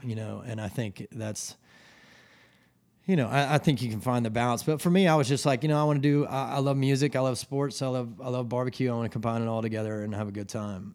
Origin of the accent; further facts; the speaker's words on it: Atlanta, Georgia, United States; moved away as an adult; also born or lived in New York / Colorado; now in Charleston, United States; I'm from Atlanta, Georgia. Um, I grew up there, and my parents still live in the same house.